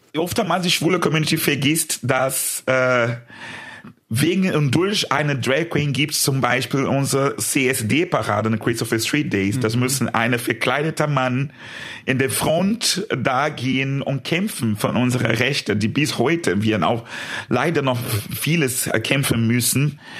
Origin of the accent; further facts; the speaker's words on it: São Paulo, Brazil; German is a second language; moved away as an adult; in meiner Heimat in Brasilien, ich war noch sehr jung, das war das erste Mal, dass ich äh, in einem schwulen Club war in São Paulo, mein Heimatstadt